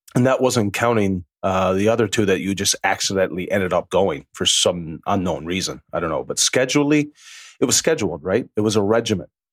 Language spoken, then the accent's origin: English; Newfoundland and Labrador, Canada; I'm from a small little island off the east coast of Canada called Newfoundland